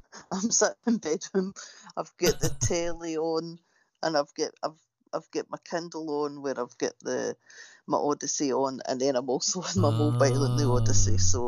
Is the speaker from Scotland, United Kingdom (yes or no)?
yes; Glasgow, Scotland, United Kingdom; now in Florida, United States